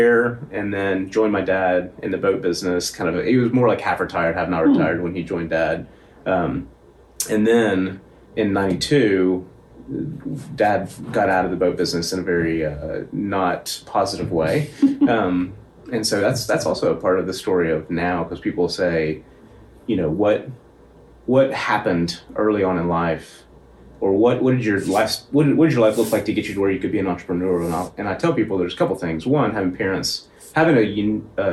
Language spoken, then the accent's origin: English; Knoxville, Tennessee, United States; Born and raised in Knoxville, East Knoxville